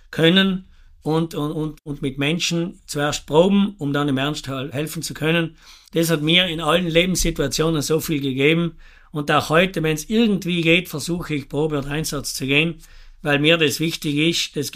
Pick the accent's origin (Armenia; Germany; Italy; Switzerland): Italy; Bolzano, Trentino-Alto Adige; bin 49 Jahre jung, komme aus Botzengries. Wir haben einen Obst- und Weinhof